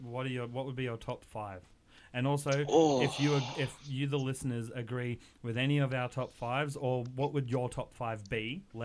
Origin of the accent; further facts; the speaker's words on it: Queensland, Australia; I was born in Queensland